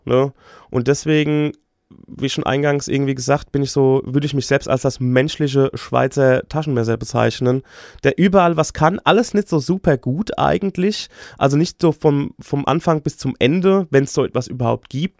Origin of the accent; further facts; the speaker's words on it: Aschaffenburg, Bavaria, Germany; ich bin in Aschaffenburg beziehungsweise im Umland groß geworden